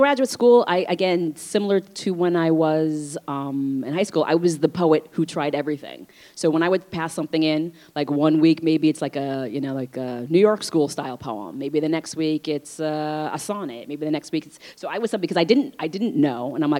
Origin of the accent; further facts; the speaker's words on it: Vietnam; born there; Obviously, I was born in Vietnam, but as I mentioned, you know, I'm transracially adopted, and so I don't speak Vietnamese. I wasn't raised in an Asian community.